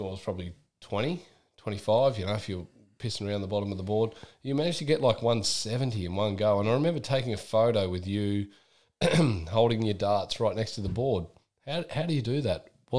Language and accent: English; Australia; now in United Kingdom; as an Australian coming to the UK